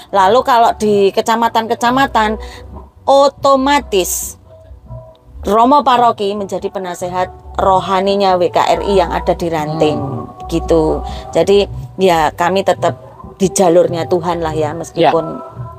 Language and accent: Indonesian; Jumapolo, Central Java, Indonesia; moved away; also born or lived in Serang; saya asli Jumapolo, tetapi saya merantau ke Serang, lalu kemudian pulang ke Jumapolo lagi tahun 2017